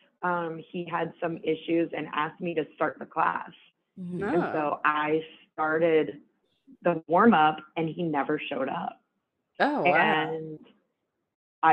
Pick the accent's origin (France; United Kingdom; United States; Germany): United States; New Orleans, Louisiana; I'm from New Orleans